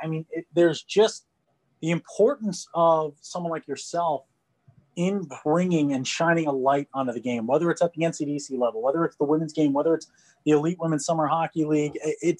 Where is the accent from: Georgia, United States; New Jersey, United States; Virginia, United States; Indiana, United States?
New Jersey, United States; I am from New Jersey